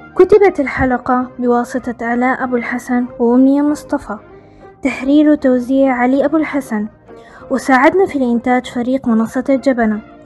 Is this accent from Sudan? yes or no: yes; Sudan